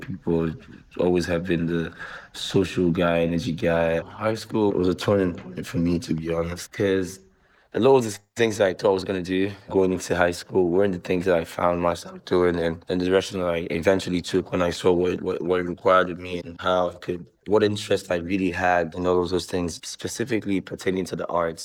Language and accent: English; Lagos, Nigeria; I was born in Lagos, Nigeria, born and brought up here in Lagos